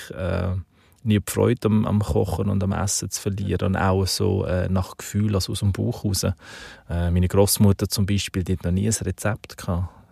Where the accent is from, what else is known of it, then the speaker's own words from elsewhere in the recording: Aargau, Switzerland; Ich bin eben auf dem Land aufgewachsen, so in der Kornkammer von der Schweiz, also